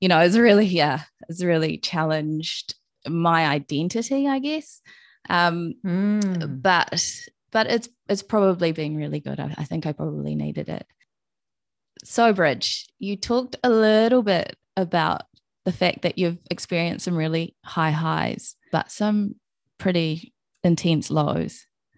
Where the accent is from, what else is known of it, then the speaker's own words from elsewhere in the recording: Hamilton, Waikato, New Zealand; born there; I'm from all over New Zealand. I was born in Hamilton, moved around a lot, and lived in the North and the South Island.